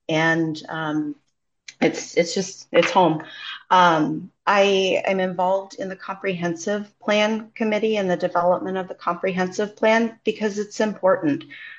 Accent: Blue Hill, Maine, United States; I grew up in Blue Hill. My family is in Blue Hill. I went through high school in Blue Hill, left for a while, came back, left again, came back. Blue Hill is home.

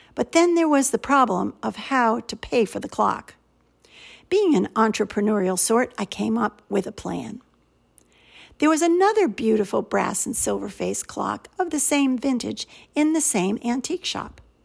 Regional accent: United States; accent: American; also born or lived in St Andrews, Scotland; my American accent

